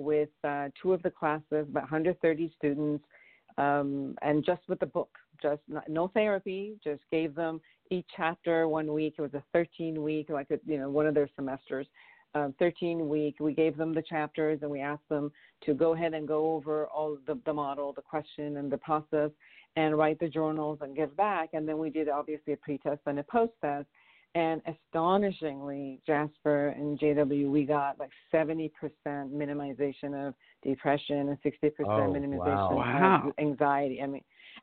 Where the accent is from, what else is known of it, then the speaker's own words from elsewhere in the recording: Iran; now in Los Angeles, United States; I'm originally from Iran